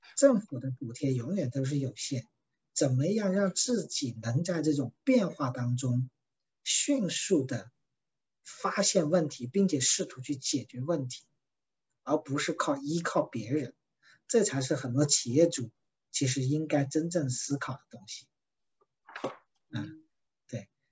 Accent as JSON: {"language": "Chinese", "country": "China", "said": "它的创始人是我们中国人"}